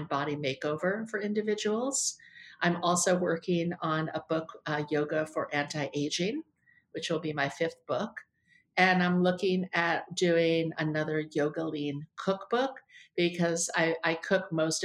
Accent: New York, United States; moved away as an adult; also born or lived in Los Angeles; now in Florida, United States; I'm a New Yorker, born and raised

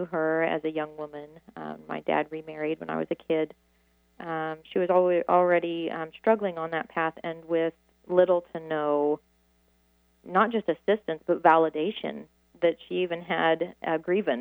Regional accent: Midwest, United States; I'm from the Midwest

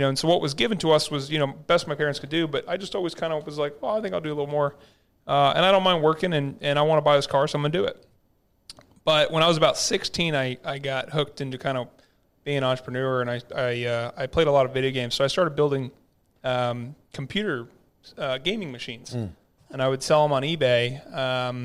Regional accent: Duncanville, Texas, United States; also born or lived in Flower Mound, Texas; grew up, first half of my life was in Duncanville

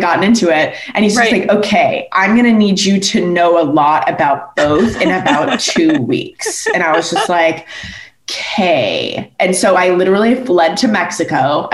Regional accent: Canada; I grew up in Canada

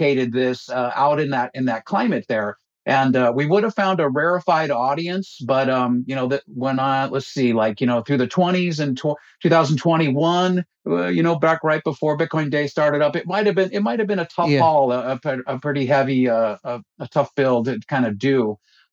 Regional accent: United States; moved away as an adult; now in Florida, United States; I'm from Lake Tahoe

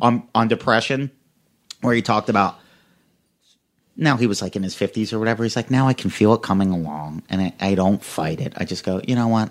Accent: Philadelphia, Pennsylvania, United States; grew up in the suburbs of Philadelphia

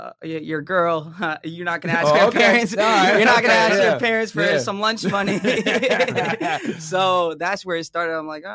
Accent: Jersey City, New Jersey, United States; born there; So, I mean, I was born in New Jersey, Jersey City.

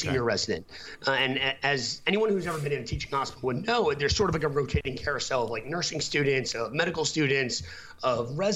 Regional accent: United States; moved away; also born or lived in Boston; I'm from New York originally

